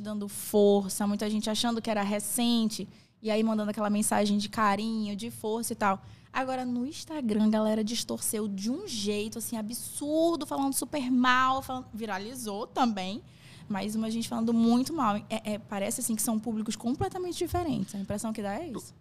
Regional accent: Manaus, Amazonas, Brazil; also born or lived in São Paulo; minha mãe ah. veio pra cá, pra Manaus, eu acho que eu tinha três anos. Eu nasci em São Paulo

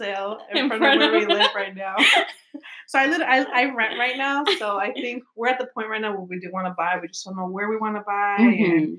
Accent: Chicago, Illinois, United States; now in Atlanta, United States; I'm originally from Chicago. I remember my mom moved down here to Atlanta.

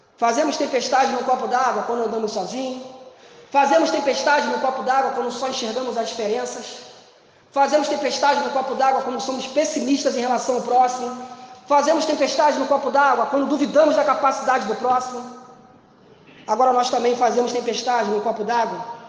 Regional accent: Brazil; nós somos brasileiros

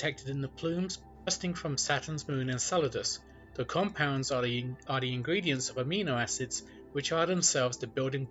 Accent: England, United Kingdom; moved away as an adult; now in Los Angeles, United States; I was born in England and emigrated to the US in 2004. I now live in a suburb of Los Angeles

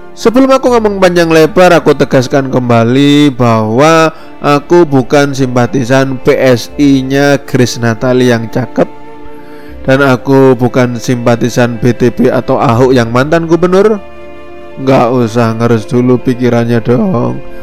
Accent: Indonesia; I'm Indonesian

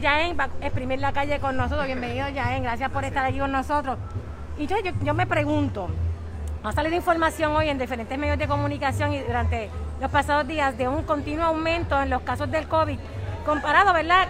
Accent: Bayamón, Puerto Rico; Porque yo soy de Bayamón, miren, yo soy de aquí, de este es mi pueblo, Bayamón

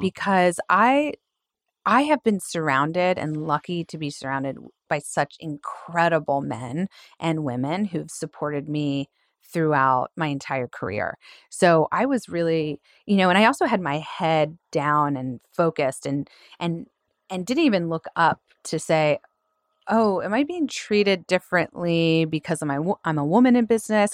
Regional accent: Philadelphia, Pennsylvania, United States; also born or lived in California; Philly girl, born and raised

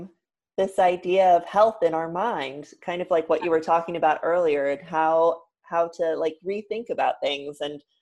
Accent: San Diego, California, United States; now in New York, United States; I'm a New Yorker. I grew up in San Diego, but I live in New York right now

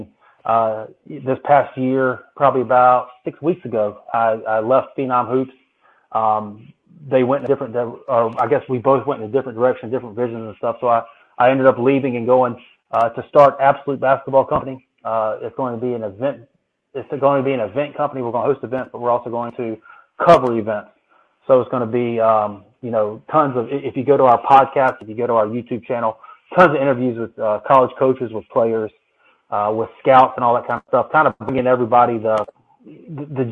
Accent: Myrtle Beach, South Carolina, United States; I grew up in Myrtle Beach, South Carolina.

